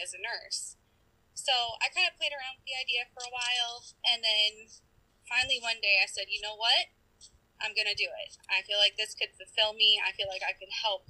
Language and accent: English; Minnesota, United States; also born or lived in Eau Claire, Wisconsin / Georgia; now in Wisconsin, United States; I grew up mainly in Minnesota